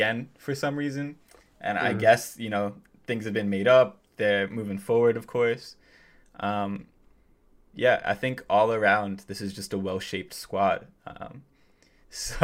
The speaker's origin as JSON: {"language": "English", "region": "New Jersey", "country": "United States", "moved": "yes", "lives_now": "Connecticut, United States", "said": "I'm from New Jersey and living in Connecticut at the moment"}